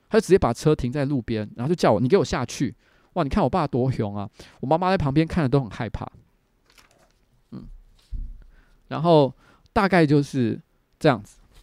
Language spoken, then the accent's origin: Chinese; Taipei, Taiwan; first language Mandarin; 民生社区就我从小住的地方，其实附近有眷村